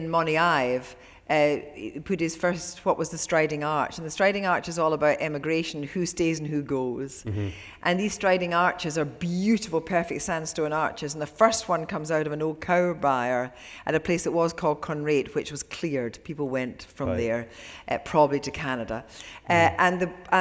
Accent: Ayr, Scotland, United Kingdom; I went to school with Italian-Scottish girls when I was at school in Ayr

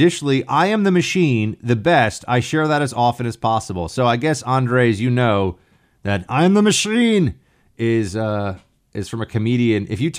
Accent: Long Island, New York, United States; born there; also born or lived in Annandale, Virginia; I used to live in Annandale, Virginia. And I was born in Long Island, New York.

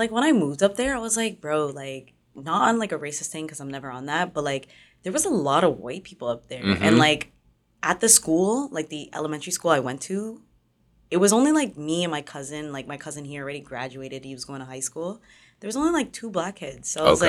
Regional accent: Innisfil, Ontario, Canada; also born or lived in Toronto; I grew up, like, everywhere, technically. When I was younger, I was born in, like, Jane and Finch. Mm-hmm. And then we moved from, like, 10 Humberline, like, the buildings, to all the way up into, like, Innisfil.

